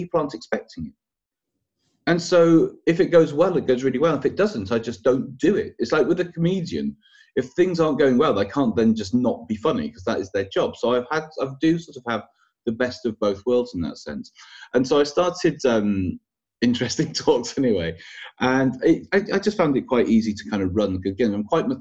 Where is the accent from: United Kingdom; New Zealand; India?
United Kingdom; York, Yorkshire and the Humber; moved away as an adult; also born or lived in Manchester; now in London, United Kingdom; I'm originally from York, and I moved to Manchester when I was 18 to go to university